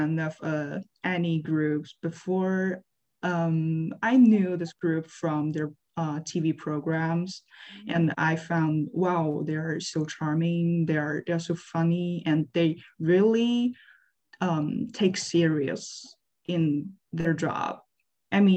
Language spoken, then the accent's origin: English; Liaoning, China; English is a second language; moved away as an adult; now in Savannah, United States; I'm from Liaoning Province, China.